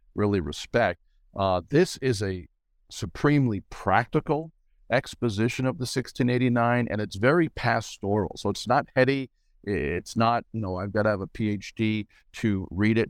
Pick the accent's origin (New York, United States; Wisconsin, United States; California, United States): New York, United States; Long Island; moved away as an adult; now in Cape Coral, United States; I moved to New York City from Long Island at eighteen years old